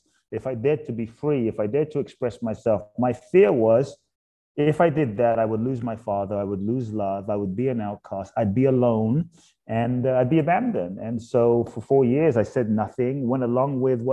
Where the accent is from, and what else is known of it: London, United Kingdom; born or raised there; also born or lived in Ghana; now in United States